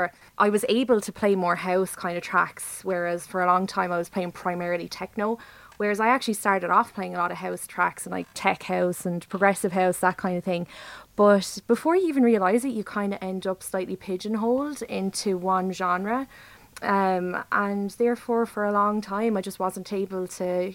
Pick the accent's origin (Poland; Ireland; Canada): Ireland; Wexford; moved away as an adult; now in Waterford, Ireland; I am actually from Wexford, but I'm living in Waterford at the moment.